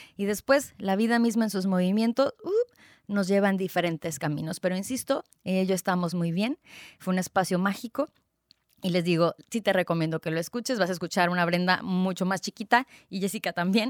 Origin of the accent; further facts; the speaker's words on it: Tijuana, Baja California, Mexico; also born or lived in Guadalajara, Jalisco; nací en Guadalajara, Jalisco, en el 89, es decir, tengo 31 años y no lo puedo creer, ya casi 32 años en noviembre. Em, desde los 7 años nos venimos, migramos toda mi familia em, aquí a Tijuana, Tijuana, Baja California